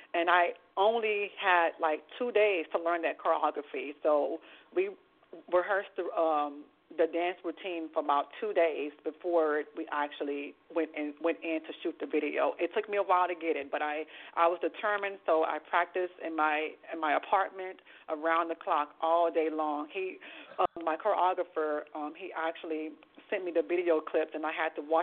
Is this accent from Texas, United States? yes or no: yes; Houston, Texas, United States; now in New York, United States; I grew up in the projects in Third Ward called Kenny Home. That's where I grew up at.